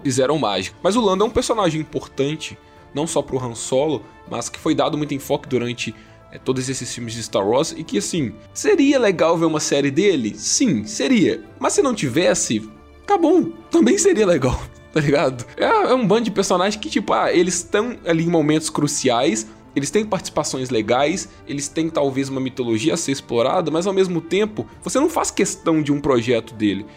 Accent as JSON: {"language": "Portuguese", "country": "Brazil", "said": "eu como um bom brasileiro"}